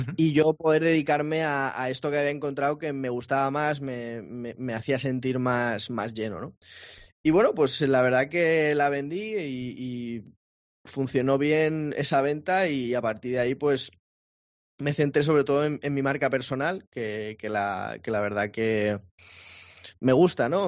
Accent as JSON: {"language": "Spanish", "town": "Madrid", "region": "Community of Madrid", "country": "Spain", "moved": "as an adult", "lives_now": "Málaga, Spain", "said": "yo soy de Madrid, soy de Madrid, pero, pero he cambiado, he cambiado un clima más cálido"}